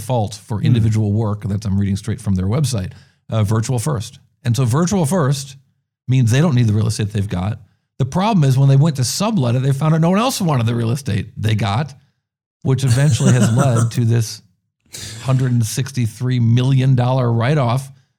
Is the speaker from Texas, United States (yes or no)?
no; New York, United States; As a New Yorker who adapted to San Francisco, it was hard going into a coffee shop